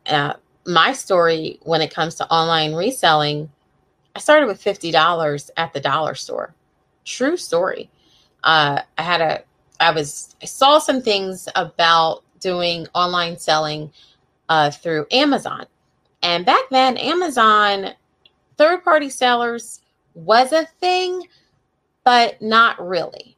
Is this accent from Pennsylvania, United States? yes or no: yes; Coatesville, Pennsylvania, United States; also born or lived in Northern Neck, Virginia; now in Virginia, United States; I grew up right outside of Philadelphia in a little town called Coatesville